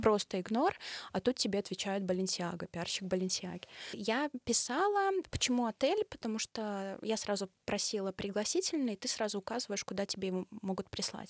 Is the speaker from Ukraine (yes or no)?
no; Belarus; я блогер из Беларуси